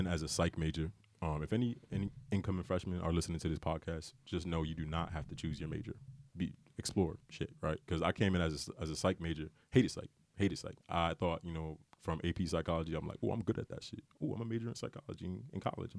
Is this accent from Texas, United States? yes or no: no; Bridgeport, Connecticut, United States; I'm from Bridgeport, you know, I'm not from money